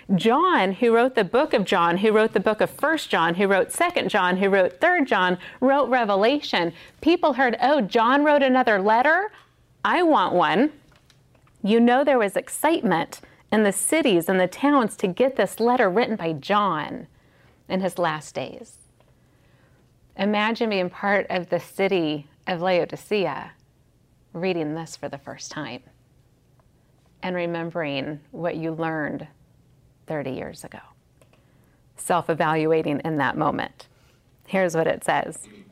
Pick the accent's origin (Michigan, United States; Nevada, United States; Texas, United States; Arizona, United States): Nevada, United States; Las Vegas; in Las Vegas, which is my hometown